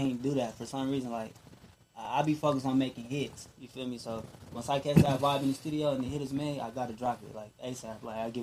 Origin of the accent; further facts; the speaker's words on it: Las Vegas, Nevada, United States; Born and raised in Las Vegas.